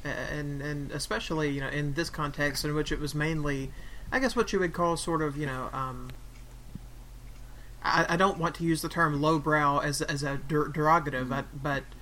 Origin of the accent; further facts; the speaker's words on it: United States; we're American